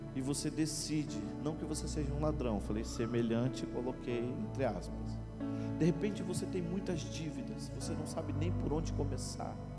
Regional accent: Paranaguá, Paraná, Brazil; moved away as an adult; now in Itajaí, Brazil; Eu sou paranaense, eu sou de uma cidade chamada Paranaguá, no litoral do Paraná. Eu estou já desde 2002 em Itajaí.

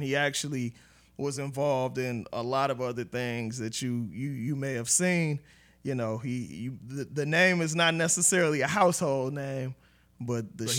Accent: Oakland, California, United States; Growing up in East Oakland, you know, I didn't know that I'd be a writer at all.

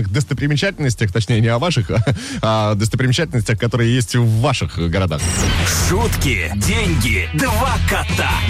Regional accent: Izhevsk, Udmurtia, Russia; У нас вот, например, в моем родном городе, в Ижевске, в Ижевске. есть э, стелла Дружбы народов, которая в простонародье называется Лыжи Кулаковой.

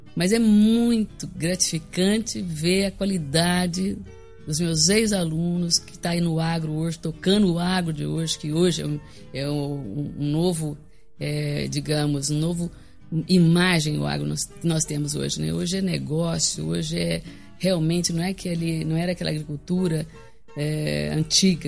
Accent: Rio Verde, Goiás, Brazil; eu sou de Rio Verde, sou filho de Rio Verde, de família bem tradicional, que é Fonseca Hats

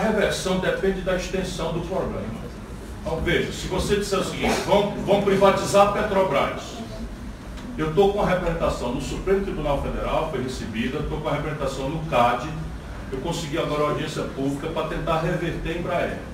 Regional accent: Northeast Region, Brazil; eu sou nordestino, do semiárido

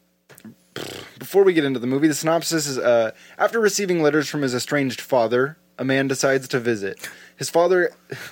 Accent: Oregon, United States; we're from Oregon

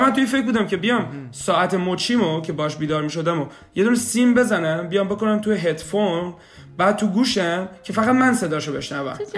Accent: Shiraz, Fars, Iran; moved away as an adult; also born or lived in Kitchener-Waterloo, Canada; now in Kitchener, Canada; سال 67 به دنیا اومدم اهل شیراز هستم

